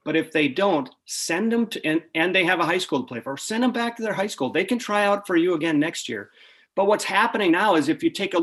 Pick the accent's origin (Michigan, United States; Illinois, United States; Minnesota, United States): Minnesota, United States; moved away; I grew up in Minnesota